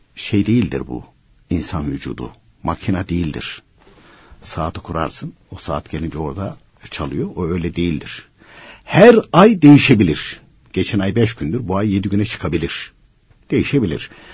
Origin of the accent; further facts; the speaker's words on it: Başarakavak, Konya, Turkey; moved away; also born or lived in Gönen / Istanbul; benim köyün ismi Başar Kavak.